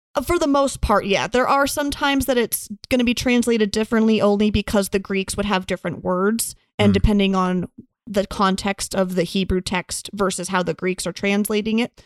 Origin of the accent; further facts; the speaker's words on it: United States; growing up in the United States and being a woman